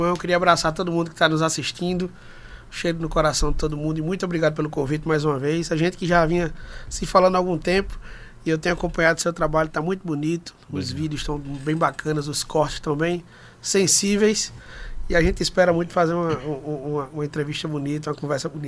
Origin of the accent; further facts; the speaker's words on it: Recife, Pernambuco, Brazil; Eu sou de Recife, sou natural de Recife. É, é, é com muito orgulho, Recife me abraça demais, moro lá hoje.